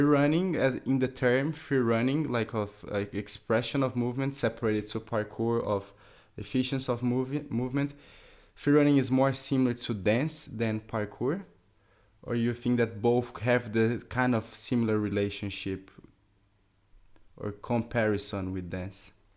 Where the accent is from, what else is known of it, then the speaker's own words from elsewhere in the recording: France; We, we are from France